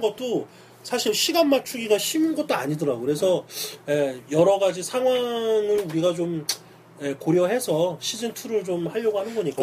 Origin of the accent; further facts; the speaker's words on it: Seoul, South Korea; now in Itaewon, Seoul, South Korea; 내가 어렸을 때 난 영등포에 살았는데